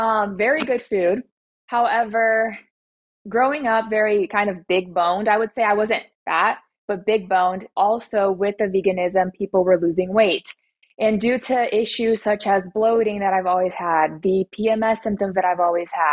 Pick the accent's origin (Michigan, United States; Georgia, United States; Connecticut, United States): Georgia, United States; Atlanta; I'm 23 years old, and I'm from Atlanta, Georgia.